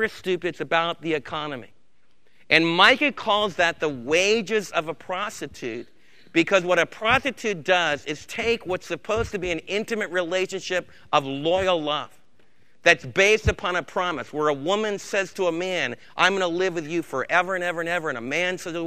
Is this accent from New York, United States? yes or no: yes; New York, United States; moved away; where I was raised back in New York State